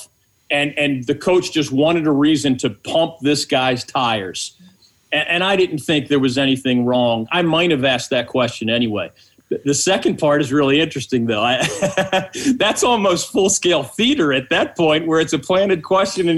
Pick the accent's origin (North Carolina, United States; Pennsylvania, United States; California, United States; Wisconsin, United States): Pennsylvania, United States; Philadelphia; I'm from Philly